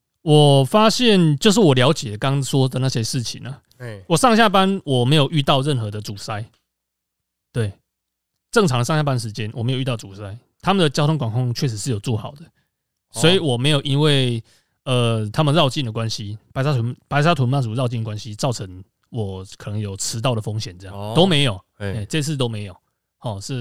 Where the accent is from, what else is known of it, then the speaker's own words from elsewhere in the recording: central Taiwan, Taiwan; 我觉得这个问题可能是我们中部人比较感受明显吧。